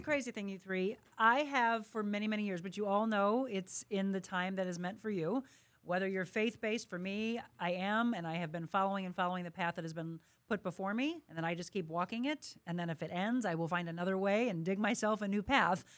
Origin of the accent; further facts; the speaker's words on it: Florissant, Missouri, United States; I am from here. I grew up in Florissant. I am a St. Louis girl through and through